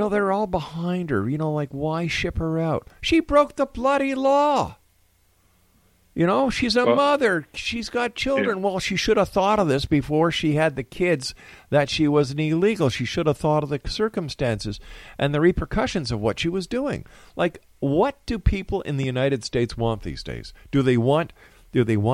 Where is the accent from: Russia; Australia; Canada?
Canada; I'm talking as a Canadian here in Canada